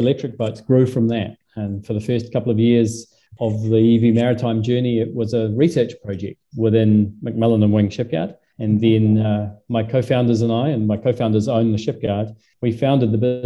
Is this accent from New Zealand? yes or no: yes; New Zealand; also born or lived in Southampton, England; I'm a Kiwi